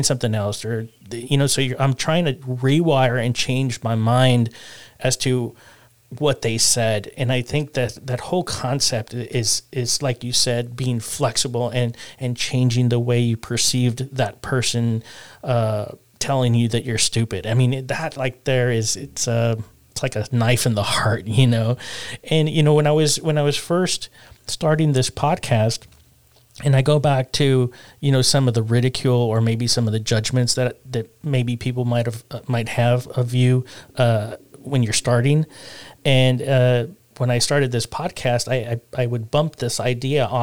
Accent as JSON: {"language": "English", "region": "South Texas", "country": "United States", "tie": "born or raised there", "said": "growing up in South Texas, it's almost it's a given, you know, growing up where I grew up, and it's because we grew up in South Texas"}